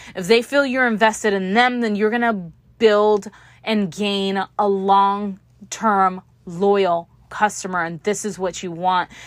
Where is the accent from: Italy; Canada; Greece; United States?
United States; Houston, Texas; I'm from Houston, Texas, as you can tell.